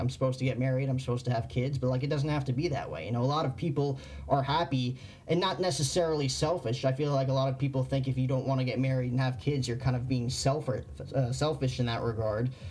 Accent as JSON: {"language": "English", "region": "New Jersey", "country": "United States", "tie": "born or raised there", "moved": "as an adult", "said": "growing up in New Jersey"}